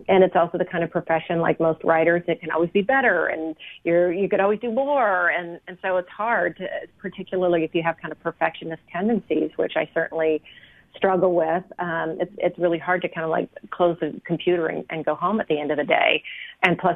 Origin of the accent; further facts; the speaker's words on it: Portland, Oregon, United States; moved away; also born or lived in Wyoming; I grew up in Portland, Oregon.